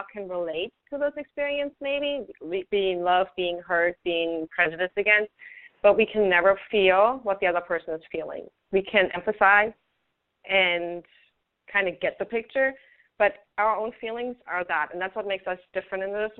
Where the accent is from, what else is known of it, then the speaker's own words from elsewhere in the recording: Germany; English is a second language; now in United States; I grew up in Germany, which is a very different culture.